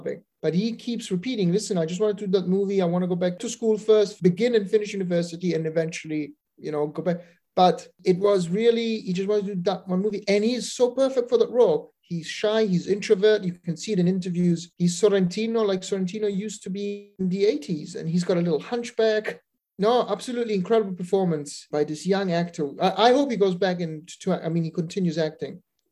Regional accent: Italy; the average Italian doesn't notice anymore because we're too distracted

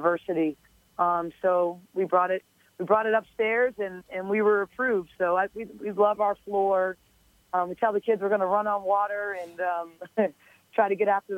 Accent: Boston, Massachusetts, United States; moved away as an adult; the city of Boston, which gave me so much love growing up as a kid

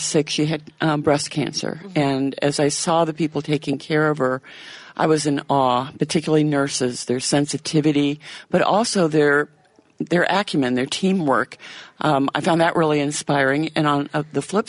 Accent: Virginia, United States; moved away as an adult; now in Kenosha, United States; Grew up in Virginia

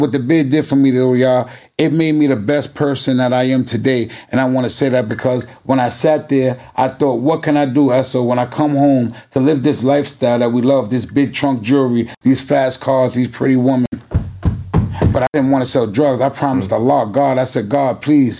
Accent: New York City, New York, United States; also born or lived in Bronx; all of us grew up together on 139th Street and Lenox Avenue.

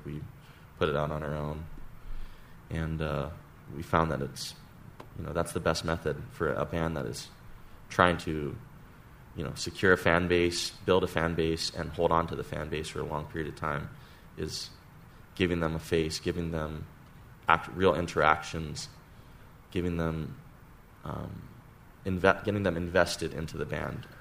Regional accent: Hawaii, United States; moved away as an adult; also born or lived in Santa Barbara, California; We're all friends from Hawaii that uh, grew up together and went to high school together

